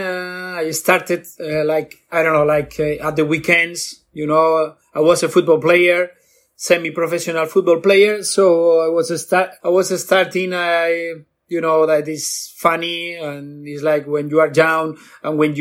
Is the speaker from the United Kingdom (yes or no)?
no; Bilbao, Basque Country, Spain; I'm from Bilbao, Basque Country, the north of Spain.